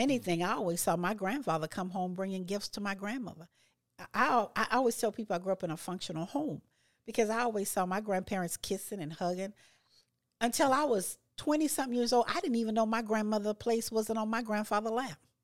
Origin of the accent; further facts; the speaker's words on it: Louisiana, United States; I grew up in Louisiana